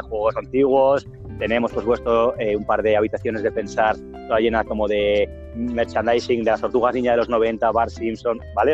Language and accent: Spanish; Madrid, Community of Madrid, Spain; yo soy de Madrid